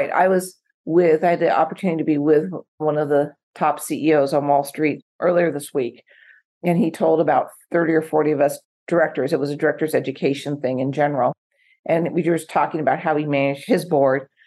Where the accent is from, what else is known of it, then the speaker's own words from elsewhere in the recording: West Coast, United States; So I grew up in the West Coast.